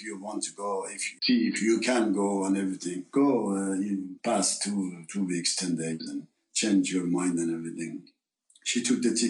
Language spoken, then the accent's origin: English; Tehran, Tehran Province, Iran; English is a second language; moved away as an adult; now in France